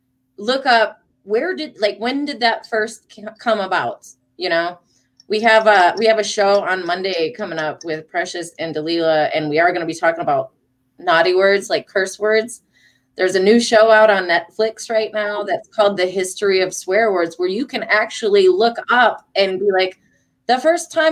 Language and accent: English; Detroit, Michigan, United States; moved away; I'm from Detroit originally